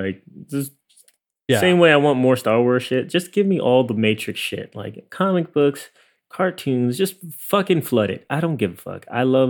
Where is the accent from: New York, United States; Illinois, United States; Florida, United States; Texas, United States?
New York, United States; For me, it is. Like, it's a Chinese food holiday for me. Like, growing up in New York.